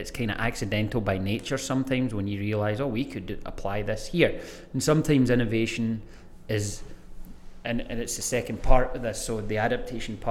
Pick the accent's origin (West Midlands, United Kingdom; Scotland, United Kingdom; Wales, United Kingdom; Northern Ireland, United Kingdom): Scotland, United Kingdom; Greenock; My hometown is called Greenock, and the college in my hometown is called James Watt College